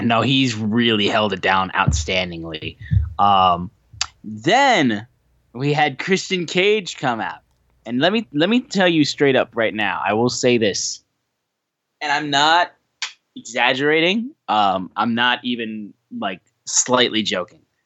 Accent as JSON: {"language": "English", "region": "Michigan", "country": "United States", "said": "we're from Michigan"}